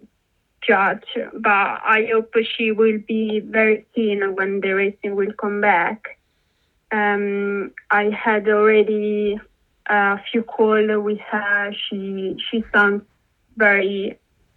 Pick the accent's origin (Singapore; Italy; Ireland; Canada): Italy; now in United Kingdom; I'm from Italy